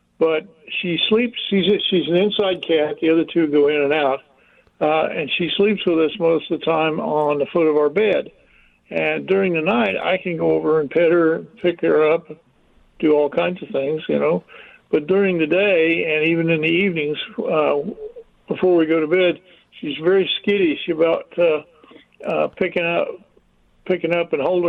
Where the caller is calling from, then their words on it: Plattsburgh, New York, United States; Plattsburgh, New York.